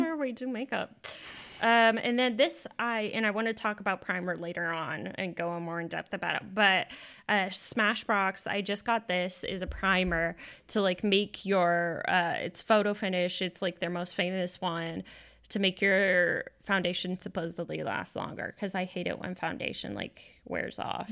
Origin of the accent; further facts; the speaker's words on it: Texas, United States; now in Washington, United States; we're both from Texas